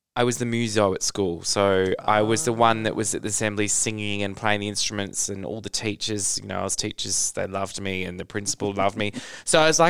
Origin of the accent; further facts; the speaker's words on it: Pinjarra, Western Australia, Australia; now in Mandurah, Australia; I was born in Pinjarra Hospital